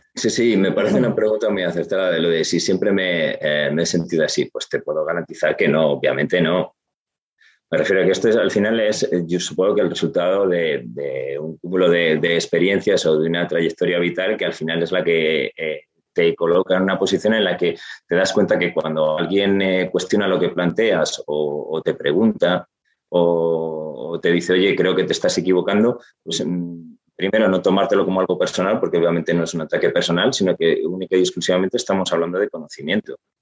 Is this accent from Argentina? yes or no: no; Gijón, Asturias, Spain; yo que soy asturiano, que soy de Gijón